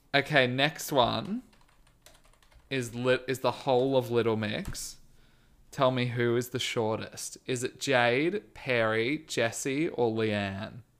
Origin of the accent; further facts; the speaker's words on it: Australia; I am Australian